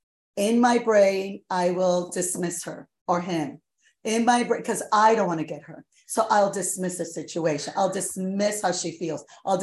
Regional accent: New York, United States; I'm a New Yorker.

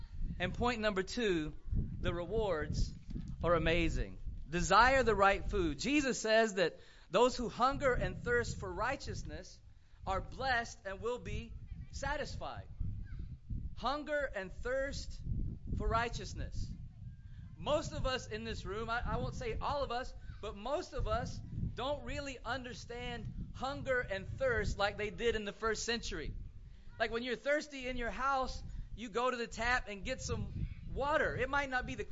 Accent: South Georgia, United States; where I grew up in South Georgia, my grandpa had a 2-acre garden

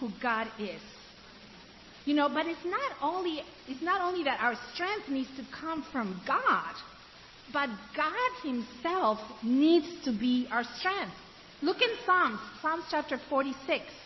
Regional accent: Ecuador; also born or lived in Africa; now in United States; I grew up in Ecuador and I lived in Africa.

